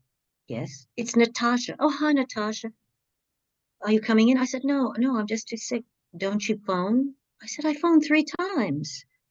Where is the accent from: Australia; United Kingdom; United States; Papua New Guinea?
Australia; Now, I'm Australian, but I was hired as part of the British company, Australian American.